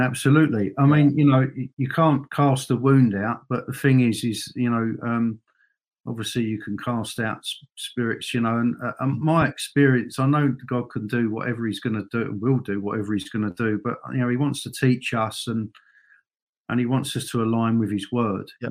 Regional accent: London, United Kingdom; moved away as an adult; now in Northern Ireland, United Kingdom; I remember growing up in in you know obviously in London

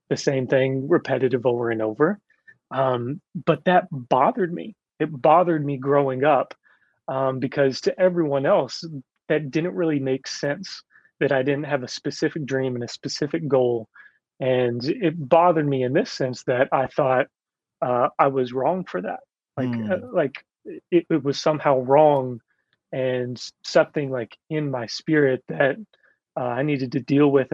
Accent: Kentucky, United States; I'm from Kentucky

